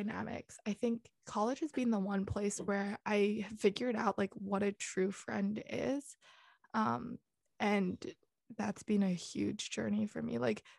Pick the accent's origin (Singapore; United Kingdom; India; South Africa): Singapore; also born or lived in Netherlands / Hong Kong; my passport's there. I've kind of grown up there. But if you look at it, I've spent the least time in Singapore, 3-4 years max. And I spent 6.5 years in the Netherlands and 8 years in Hong Kong.